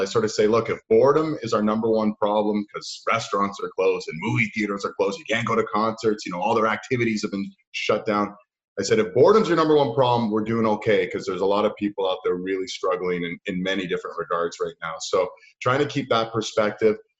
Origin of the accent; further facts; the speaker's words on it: Toronto, Ontario, Canada; I grew up in uh, downtown Toronto in an area called the Annex